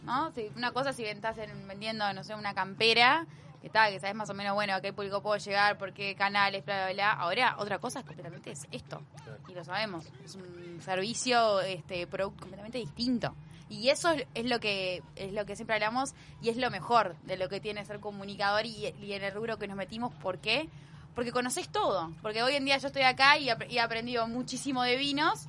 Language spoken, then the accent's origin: Spanish; Montevideo, Uruguay; Yo soy de la capital, este, montevideana, montevideana